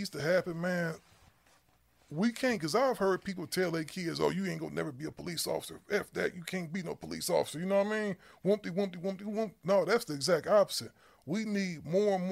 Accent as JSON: {"language": "English", "town": "Cleveland", "region": "Ohio", "country": "United States", "tie": "born or raised there", "said": "I'm originally from Cleveland, Ohio"}